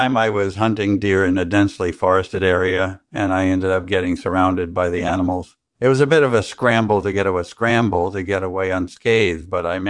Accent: Western Australia, Australia; I was born and raised in rural Western Australia, and my childhood passions were hunting and fishing.

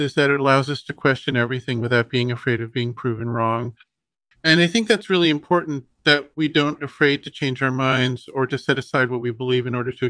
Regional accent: Los Angeles, California, United States; born there; Yeah, so I was born in Los Angeles, which is supposedly one of the most boring places on earth.

